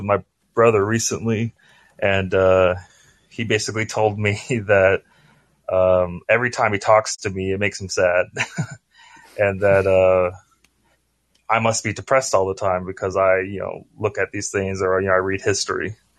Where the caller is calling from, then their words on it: Oregon, United States; I'm calling from Oregon